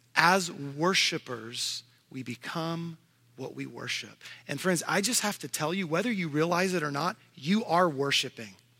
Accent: Houston, Texas, United States; now in Tennessee, United States; I'm living in Tennessee, but I grew up in Houston, Texas.

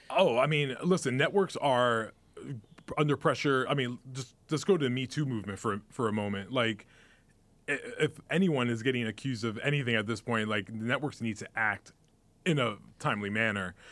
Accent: New York City, New York, United States; moved away; also born or lived in New Jersey; I grew up in the Bronx

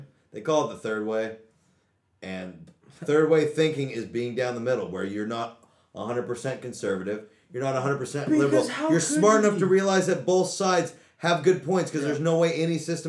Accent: Oregon, United States; Again, we're from Oregon

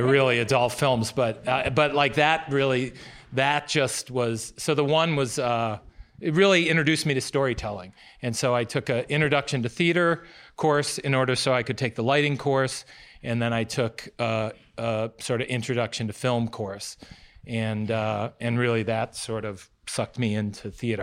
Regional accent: United States; also born or lived in Chicago, Illinois; I was born in Chicago and, uh, but I moved to a small town near Wisconsin.

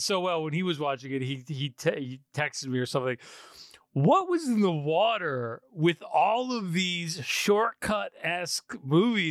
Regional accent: Poughkeepsie, New York, United States; I'm from Poughkeepsie, New York.

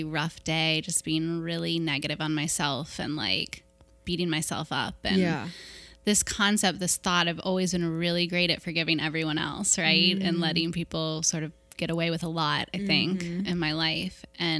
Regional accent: Kentucky, United States; Yeah, I am from Cincinnati. Northern Kentucky, really.

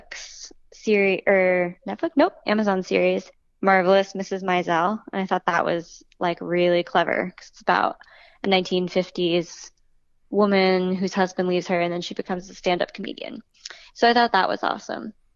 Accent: Boston, Massachusetts, United States; now in New York, United States; I'm from Boston originally

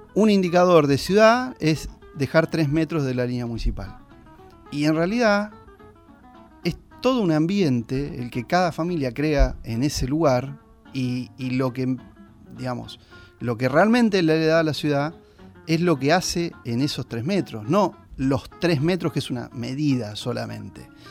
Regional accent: Argentina; como gilenses, como argentinos, como americanos

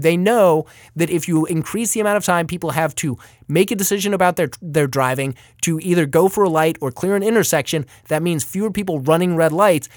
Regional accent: Paradise Valley, Arizona, United States; my hometown of Paradise Valley

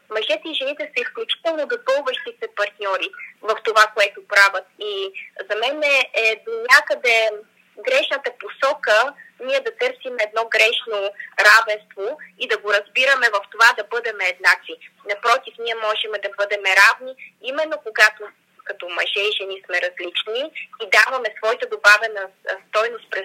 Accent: Bulgaria; ние разбира се като българи

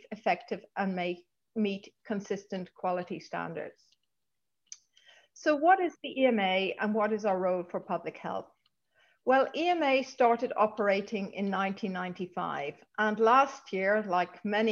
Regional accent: Dublin, Leinster, Ireland; moved away as an adult; also born or lived in Brussels / Prague; I grew up in Dublin.

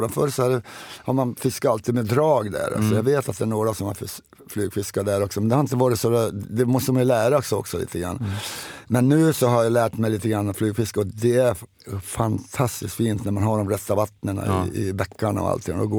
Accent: Sweden; Men det är, det är svårt att säga, jag är same också.

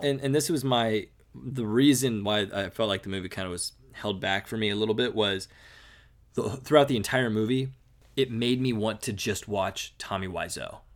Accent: United States; we're American

